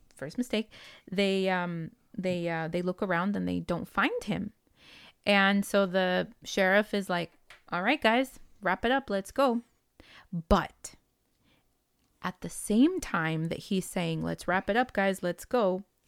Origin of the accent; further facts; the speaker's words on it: West Coast, United States; English is a second language; We are from the West Coastians